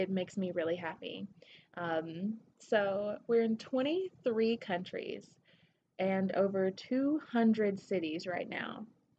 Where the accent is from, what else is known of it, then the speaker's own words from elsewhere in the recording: Tennessee, United States; accent: southern; now in Denver, United States; I'm from Tennessee